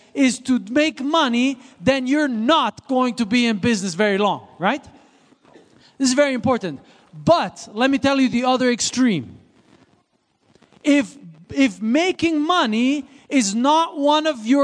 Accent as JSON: {"language": "English", "country": "Switzerland", "tie": "born or raised there", "moved": "yes", "said": "I grew up in Switzerland."}